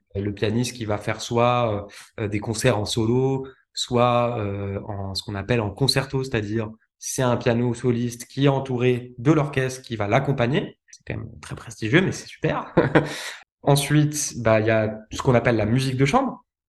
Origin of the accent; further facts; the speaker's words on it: Lyon, Auvergne-Rhône-Alpes, France; j'ai grandi en France, notamment à Lyon